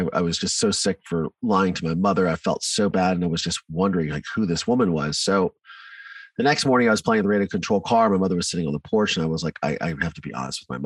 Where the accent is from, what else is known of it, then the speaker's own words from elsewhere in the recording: Mansfield, Ohio, United States; also born or lived in Virginia; So I grew up in Ohio in a small town called Mansfield